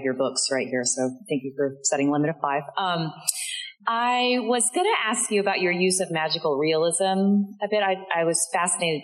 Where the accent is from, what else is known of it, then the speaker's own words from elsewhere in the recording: Louisiana, United States; moved away as an adult; I grew up in Louisiana, and I left as soon as high school was done.